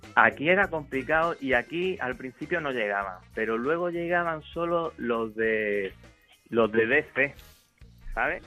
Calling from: Melilla, Spain; te llamo desde Melilla.

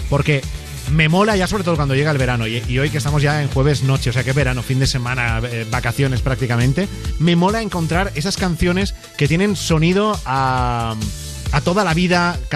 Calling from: León, Castile and León, Spain; Hola, bueno … soy de León.

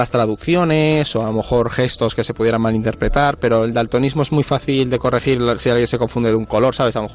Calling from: Madrid, Community of Madrid, Spain; de Madrid. Tengo una pregunta para el orden mundial.

